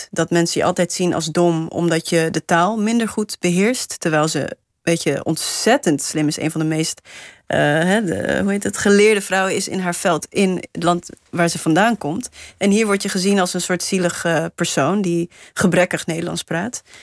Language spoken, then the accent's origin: Dutch; Namibia; now in Netherlands; als je net nieuw bent, dan zeg je... ja, ik kom uit Namibië. Maar als je er twintig jaar later nog steeds woont... Eh, dan denk je, ja, ik ben, ik ben gewoon van hier.